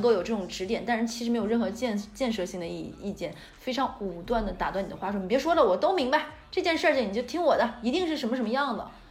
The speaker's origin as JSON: {"language": "Chinese", "region": "Northeast China", "country": "China", "said": "我们也是东北人"}